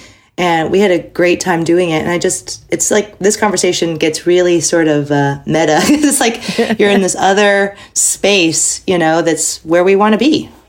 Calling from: Texas, United States; I'm from home in Texas, near Houston.

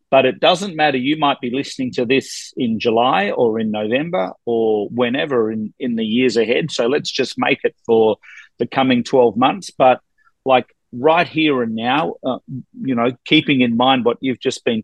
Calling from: Ontario, Canada; I'm actually in Toronto. I'm north of Toronto in Canada

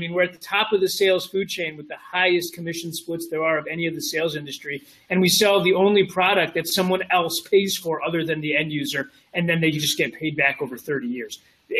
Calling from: Detroit, Michigan, United States; I'm in Detroit, Michigan today.

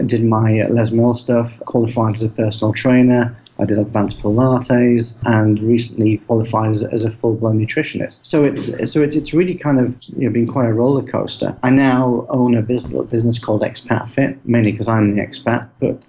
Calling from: Shanghai, China; I'm in very, very hot and sticky Shanghai over in China.

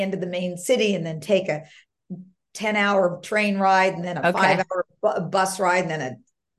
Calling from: California, United States; Just north of San Francisco, Marin County, California.

